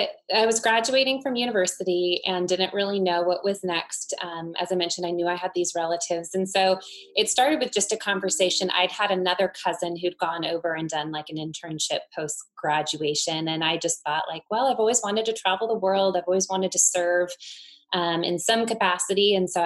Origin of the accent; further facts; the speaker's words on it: Pacific Northwest, United States; also born or lived in Ukraine; Well, I was born and raised in the Pacific Northwest and grew up in a Christian family here, and then went to school and studied theater and communication at Seattle Pacific University.